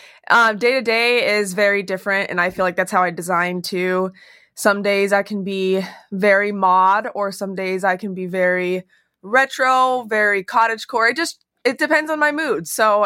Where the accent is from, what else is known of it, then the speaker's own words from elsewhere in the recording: Utah, United States; now in Phoenix, United States; I grew up in Utah. And when I moved here